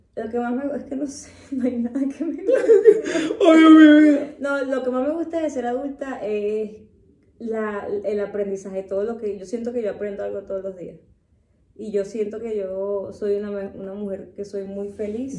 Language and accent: Spanish; Venezuela; now in Mexico; la mayoría de nosotros los venezolanos